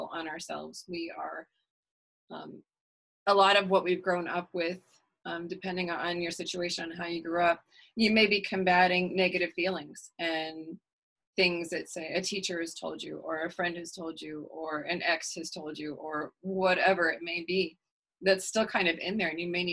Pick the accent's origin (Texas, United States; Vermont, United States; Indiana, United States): Texas, United States; I'm an Irish Texan